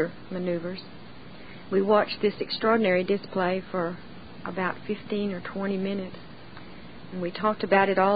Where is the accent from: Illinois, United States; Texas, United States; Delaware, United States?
Texas, United States; Central; I was born and raised in Central Texas. I'm a 6th-generation Texan.